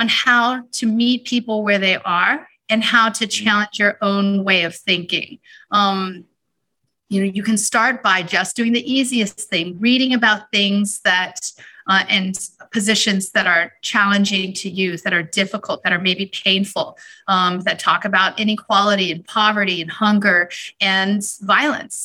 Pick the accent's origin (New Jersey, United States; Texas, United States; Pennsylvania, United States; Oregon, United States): Texas, United States; Houston; moved away; when I was growing up in Houston, one of my passions when I was in high school